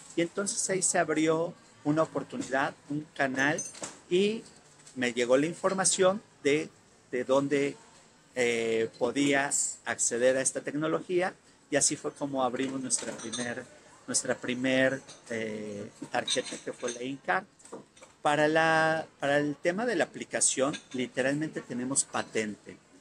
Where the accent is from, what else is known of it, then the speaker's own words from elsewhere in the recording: Mexico; somos los primeros mexicanos